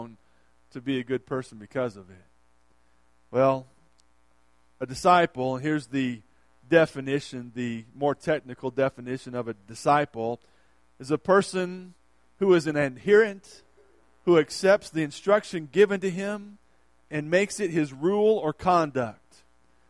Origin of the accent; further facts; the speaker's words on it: United States; I'm from the States